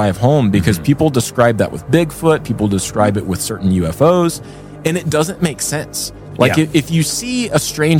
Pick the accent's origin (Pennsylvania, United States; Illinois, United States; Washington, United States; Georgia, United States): Georgia, United States; Atlanta; now in Utah, United States; my hometown, Atlanta